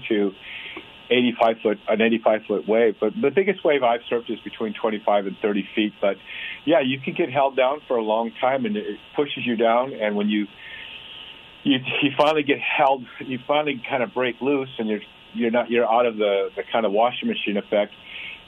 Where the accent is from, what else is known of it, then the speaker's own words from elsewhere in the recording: California, United States; also born or lived in North Dakota; I was born in North Dakota. I moved to California right away when I was a kid.